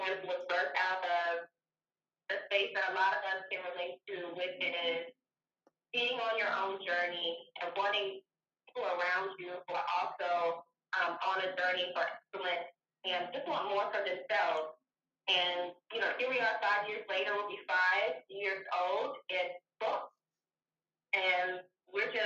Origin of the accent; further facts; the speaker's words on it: Louisiana, United States; I'm originally from Louisiana.